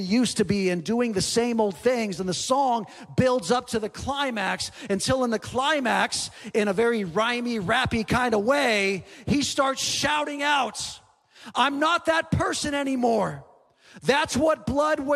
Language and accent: English; San Diego, California, United States; moved away; I'm from San Diego originally